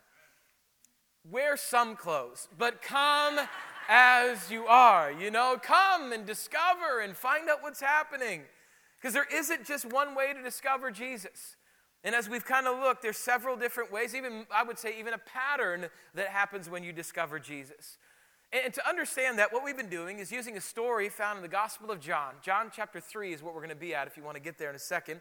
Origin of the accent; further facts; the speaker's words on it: South Dakota, United States; moved away; when I grew up in South Dakota